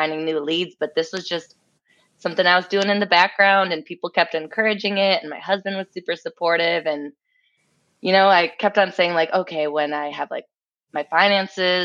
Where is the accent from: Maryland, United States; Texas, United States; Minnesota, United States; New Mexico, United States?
Minnesota, United States; also born or lived in Russia; raised here almost my whole life